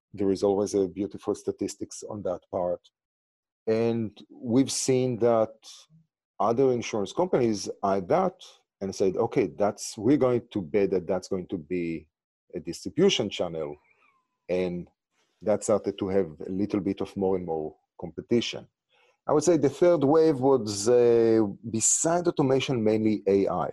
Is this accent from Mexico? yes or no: no; Israel; English is a second language; moved away as an adult; also born or lived in New York; now in Los Angeles, United States; originally, as you can hear from my accent and name, I'm from Israel